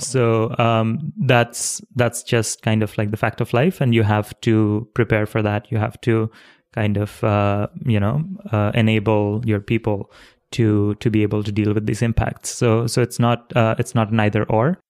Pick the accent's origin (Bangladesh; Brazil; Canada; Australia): Bangladesh; Dhaka, Dhaka Division; I was born in Dhaka City, which is a huge city in Bangladesh.